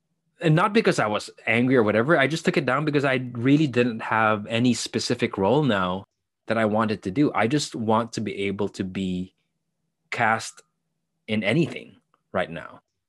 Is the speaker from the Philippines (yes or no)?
yes; Philippines; So I grew up as an artist for the most part of my life in the Philippines with limitation.